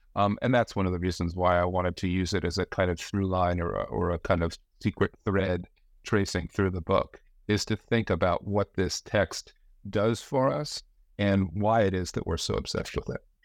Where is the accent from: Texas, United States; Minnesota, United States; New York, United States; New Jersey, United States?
New Jersey, United States; now in Branford, United States; I grew up in the Northeast, uh, in New Jersey